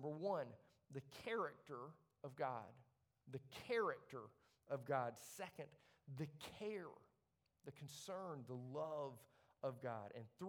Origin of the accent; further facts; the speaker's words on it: Leeds, Yorkshire and the Humber, United Kingdom; I grew up in Leeds, by the way, right? I'm not like wonder of the world material here.